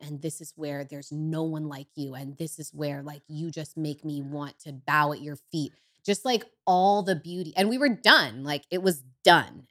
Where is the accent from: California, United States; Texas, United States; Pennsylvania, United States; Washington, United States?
California, United States; Bayside; I grew up in Northern California in Humboldt